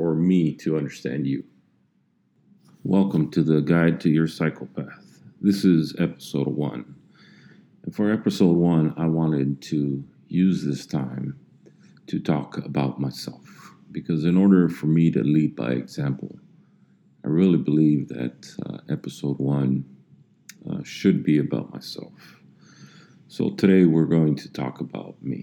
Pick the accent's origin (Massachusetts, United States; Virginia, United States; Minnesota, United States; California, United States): California, United States; Los Angeles; also born or lived in El Monte; I was born in Los Angeles